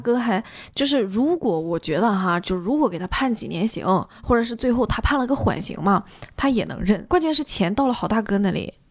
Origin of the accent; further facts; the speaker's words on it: Northeast China, China; 因为我们东北嘛